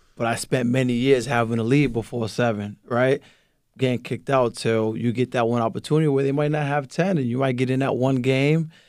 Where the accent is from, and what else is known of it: Lynn, Massachusetts, United States; born or raised there; first language Spanish; English is a second language